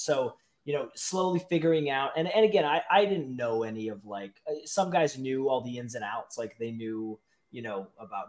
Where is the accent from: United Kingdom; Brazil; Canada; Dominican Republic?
Canada; British Columbia; moved away; I am a BC guy.